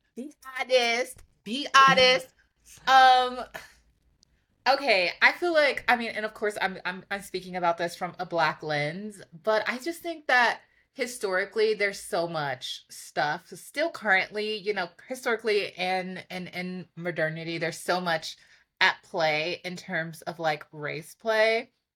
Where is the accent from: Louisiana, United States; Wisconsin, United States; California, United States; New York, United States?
New York, United States; New York City; I'm from Harlem.